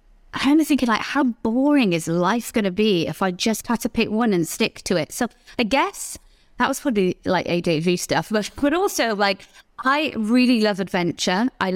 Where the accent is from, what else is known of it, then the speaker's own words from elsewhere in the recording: Newport, Wales, United Kingdom; born there; Well, I was born in Wales, in South Wales, in a little place called Newport.